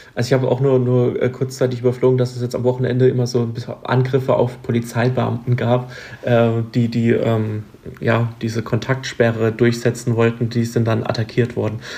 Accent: Baden-Württemberg, Germany; bei uns in Baden-Württemberg

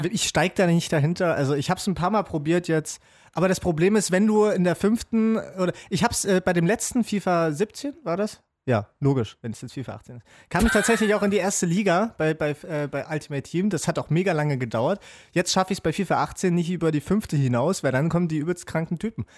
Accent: Jena, Thuringia, Germany; Ich komme ja aus Jena

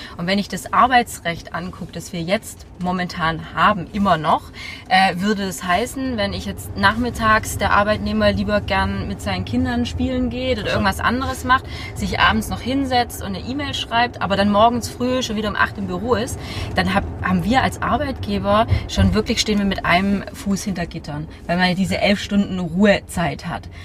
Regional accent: Stuttgart, Baden-Württemberg, Germany; ich komme ja eigentlich aus Stuttgart, bin aber jetzt des Öfteren in Berlin

